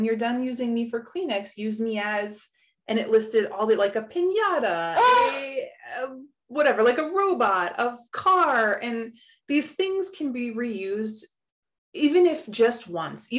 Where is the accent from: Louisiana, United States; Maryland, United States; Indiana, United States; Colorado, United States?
Colorado, United States; I grew up in Colorado